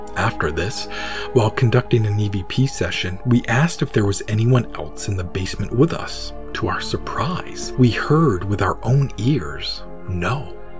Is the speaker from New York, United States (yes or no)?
no; Maine, United States; my home state of Maine